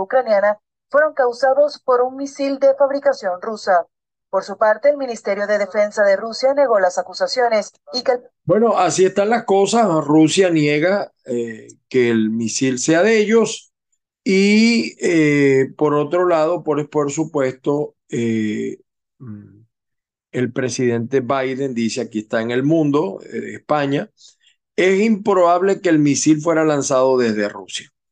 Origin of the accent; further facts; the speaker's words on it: Venezuela; moved away as an adult; me vine yo de Venezuela